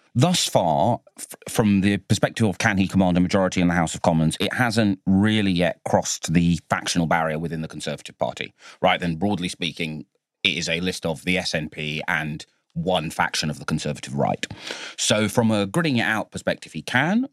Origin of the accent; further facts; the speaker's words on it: London, United Kingdom; my hometown of Bow, where I was born